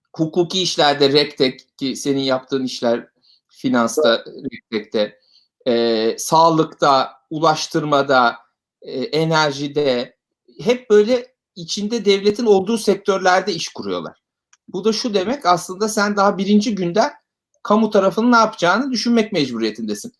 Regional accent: Ankara, Turkey; moved away as an adult; now in Istanbul, Turkey; Ankaralıyım ben

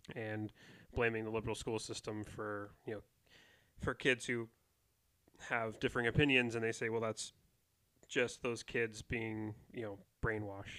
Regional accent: United States; I would identify as an American

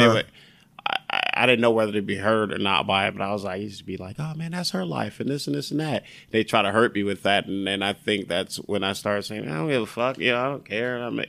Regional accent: Compton, California, United States; I grew up in Compton. Yeah. Grew up in Compton and shit. And with like, well, I lived with my aunt and cousins and shit.

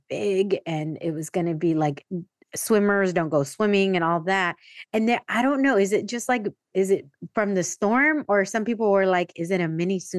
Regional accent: San Diego, California, United States; but also I grew up in San Diego

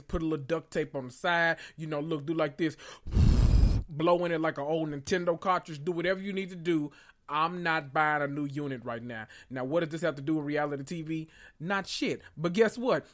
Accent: the South, United States; I'm from the South

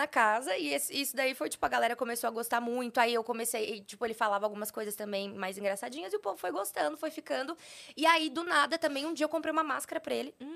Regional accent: Poá, São Paulo, Brazil; moved away as an adult; now in São Paulo, Brazil; Eu sou de São Paulo, só que eu, eu falo interior, mas não é interior. É Poá, é a cidade onde eu nasci, que é perto ah, de Mogi das Cruzes

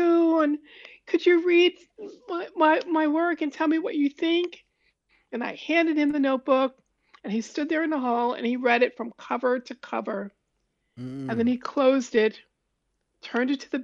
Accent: New York City, New York, United States; I was born in Harlem

